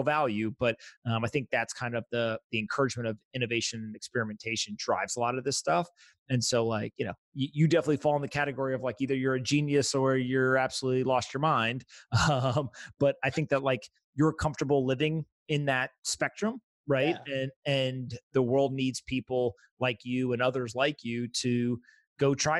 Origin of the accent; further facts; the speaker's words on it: United States; I'm an American citizen